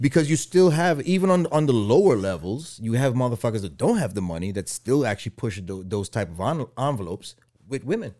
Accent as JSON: {"language": "English", "country": "Guyana", "tie": "born or raised there", "said": "growing up in Guyana"}